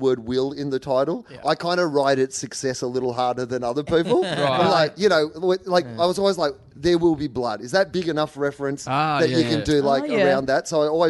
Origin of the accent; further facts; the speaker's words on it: Gippsland, Victoria, Australia; when I was growing up in Gippsland